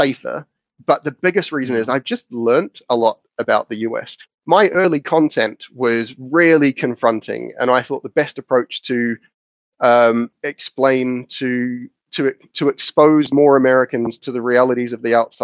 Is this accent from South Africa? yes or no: no; New Zealand; moved away; growing up in New Zealand